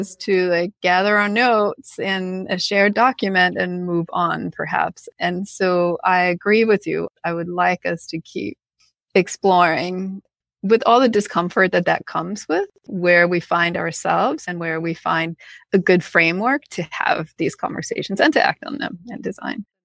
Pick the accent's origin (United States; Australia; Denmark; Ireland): Denmark; Copenhagen, Capital Region of Denmark; I'm from Copenhagen, Denmark, and I also went to school there.